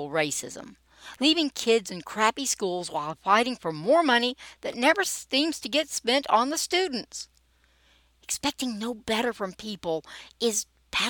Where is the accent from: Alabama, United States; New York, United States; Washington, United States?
Alabama, United States; Montgomery; I'm a Southerner, born and bred. Grew up in Montgomery, Alabama, and I've lived in several parts of South and Central Alabama over the years.